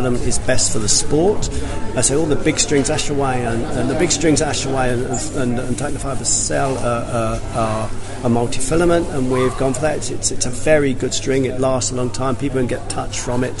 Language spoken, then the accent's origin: English; London, United Kingdom; originally from Wimbledon, and I'm in South West London